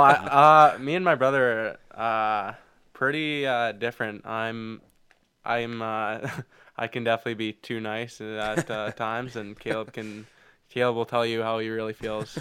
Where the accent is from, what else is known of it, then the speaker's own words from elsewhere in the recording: Foam Lake, Saskatchewan, Canada; we grew up in Foam Lake